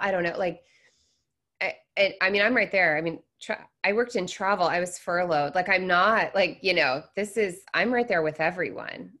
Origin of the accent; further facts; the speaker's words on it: Seattle, Washington, United States; moved away as an adult; also born or lived in Florida; I grew up in Seattle